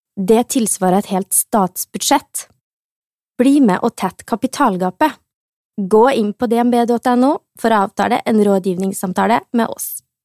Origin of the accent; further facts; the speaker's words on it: Netherlands; now in Molde, Norway; jeg kommer jo fra Nederland, hvor man er liberal på det meste